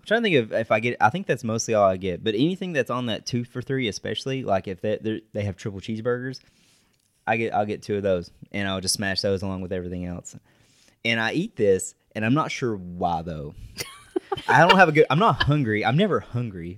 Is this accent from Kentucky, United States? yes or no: yes; West Liberty, Kentucky, United States; I'm from West Liberty, so it's a thirty-minute drive down the road